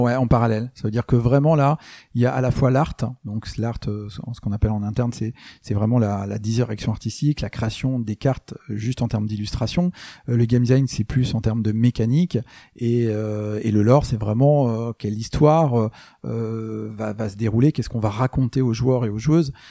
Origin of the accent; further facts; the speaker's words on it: France; moi je suis français